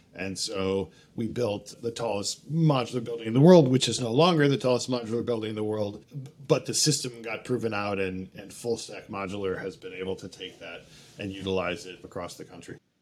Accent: Cleveland, Ohio, United States; moved away as an adult; now in New York, United States; I grew up in Cleveland, Ohio

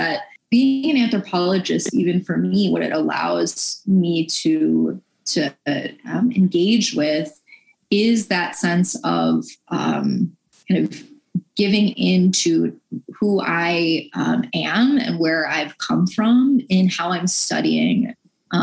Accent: Buffalo, New York, United States; now in Mississippi, United States; I grew up Catholic in Buffalo, New York

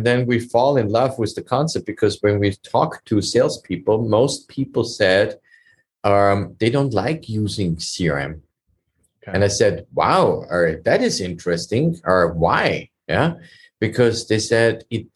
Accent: Vienna, Austria; moved away as an adult; now in United States; I'm originally from Europe. I came from Austria, Vienna, and immigrated legally

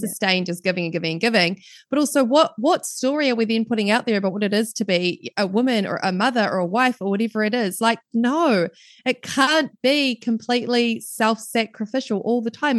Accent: New Zealand; accent: New Zealand; as you can probably tell from my accent, I am right down in the bottom of the world in New Zealand. So I'm based down in New Zealand.

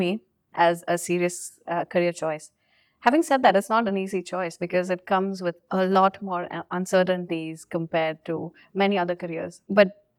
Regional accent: India; moved away; growing up in India, like, you know, academia and all is quite competitive.

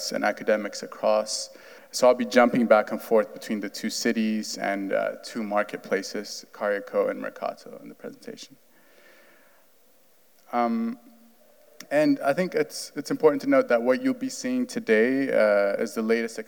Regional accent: Addis Ababa, Ethiopia; also born or lived in New York City; now in Providence, United States; I am from Addis Ababa, Ethiopia.

